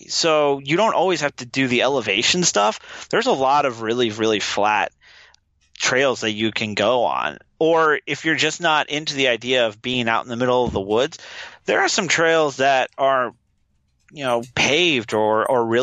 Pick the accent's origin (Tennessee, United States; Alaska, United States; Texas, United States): Alaska, United States; now in Los Angeles, United States; I was born and raised in Alaska, where you got to do stuff outside.